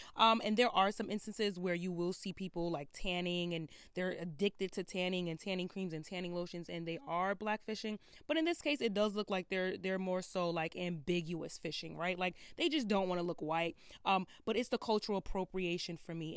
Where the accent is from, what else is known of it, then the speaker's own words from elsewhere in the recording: Brooklyn, New York, United States; I'm from Brooklyn